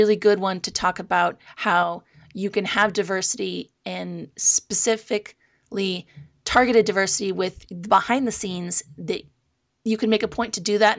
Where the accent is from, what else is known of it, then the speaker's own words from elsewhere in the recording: Bay Area, California, United States; I grew up in the Bay Area, so that's a fairly diverse community